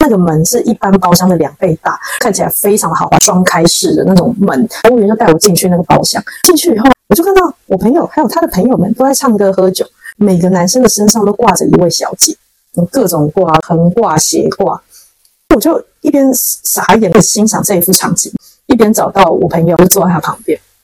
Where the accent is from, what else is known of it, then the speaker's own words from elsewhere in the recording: Taiwan; 我是台湾人